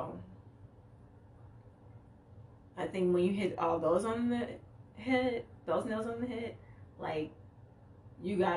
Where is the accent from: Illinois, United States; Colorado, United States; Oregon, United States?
Illinois, United States; Chicago; I'm from Chicago